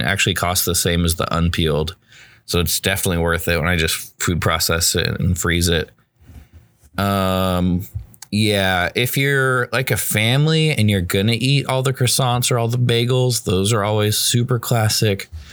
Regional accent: United States; I'm an American

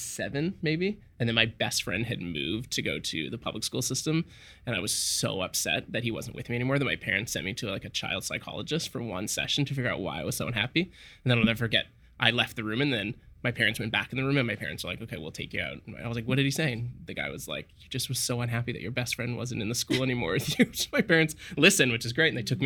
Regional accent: Richmond, British Columbia, Canada; also born or lived in South Africa; We moved to like South Richmond, I guess

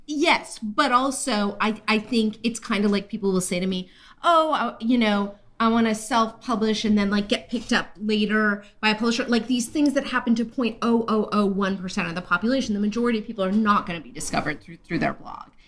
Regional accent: California, United States; I'm from California.

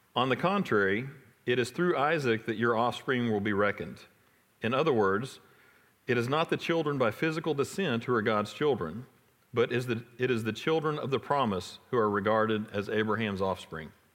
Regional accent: Irving, Texas, United States; I grew up in Irving, not too far from here

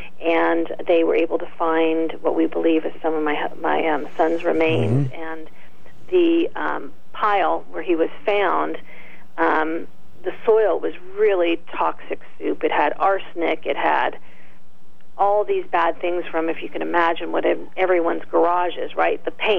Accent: California, United States; also born or lived in Canada; No, I was born in Canada, believe it or not, and then moved to California in the middle school years.

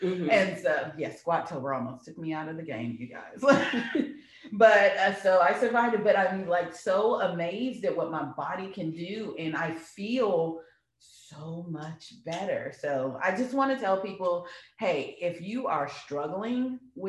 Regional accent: Louisiana, United States; now in Texas, United States; we're from Louisiana. Like, crawfish is a staple.

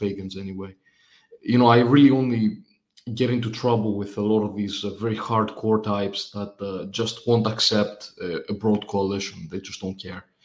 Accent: Greece; I come from Greece. I, I've lived here all my life.

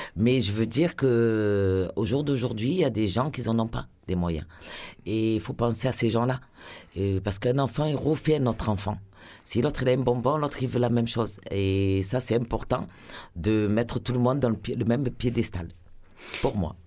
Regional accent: Marseille, Provence-Alpes-Côte d'Azur, France; je suis marseillaise, je suis née à Marseille, j'ai habité au centre-ville

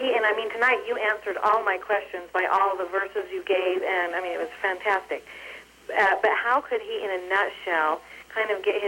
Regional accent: Salt Lake City, Utah, United States; we're from Salt Lake City

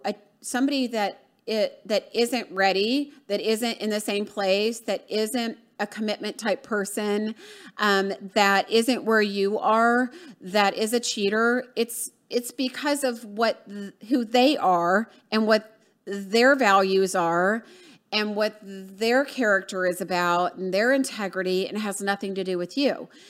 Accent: Atlanta, Georgia, United States; moved away; from, uh, Atlanta, Georgia, um, my hometown

